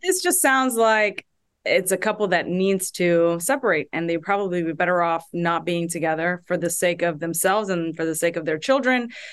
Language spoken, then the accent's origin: English; Houston, Texas, United States; my hometown, Houston, Texas